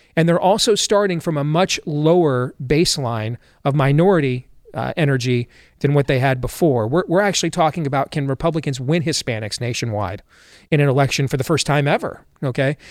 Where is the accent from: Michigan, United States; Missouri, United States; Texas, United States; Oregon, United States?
Michigan, United States; I grew up in Michigan.